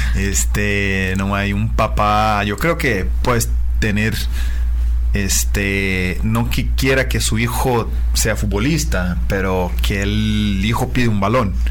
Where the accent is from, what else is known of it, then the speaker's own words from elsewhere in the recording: Uberaba, Minas Gerais, Brazil; Spanish is a second language; moved away; yo soy eh, de una ciudad de interior de Brasil, se llama Uberaba, en eh, el estado de Minas Gerais